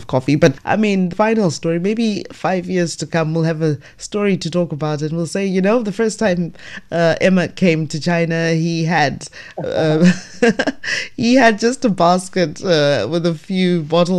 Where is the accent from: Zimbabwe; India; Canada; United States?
Zimbabwe; I'm from Zimbabwe